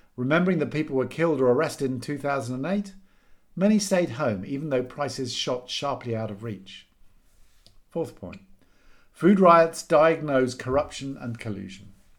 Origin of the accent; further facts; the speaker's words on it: United Kingdom; back to being British and depressed